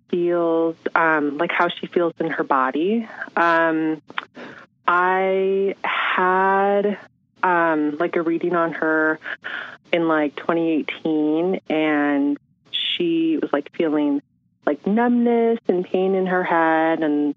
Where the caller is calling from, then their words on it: San Francisco, California, United States; I'm from San Francisco. Oh, my God. Perfect. I'm from San Francisco, California.